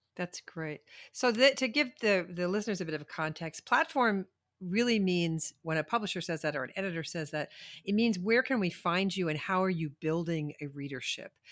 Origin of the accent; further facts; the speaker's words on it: New York City, New York, United States; I grew up in New York City